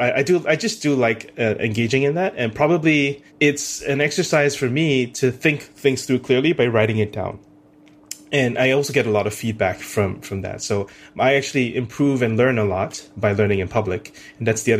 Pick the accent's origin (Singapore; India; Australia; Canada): Singapore; moved away as an adult; also born or lived in United States; born and raised in Singapore